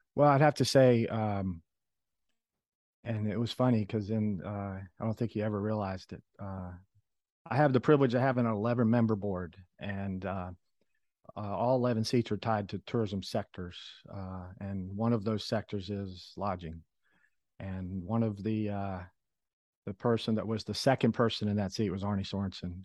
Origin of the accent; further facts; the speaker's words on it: Philadelphia, Pennsylvania, United States; moved away; I was born in Philadelphia